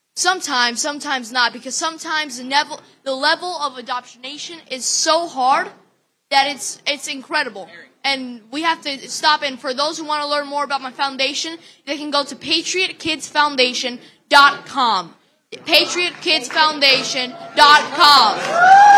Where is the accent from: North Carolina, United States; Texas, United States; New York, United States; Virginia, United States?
Virginia, United States; I'm from Virginia.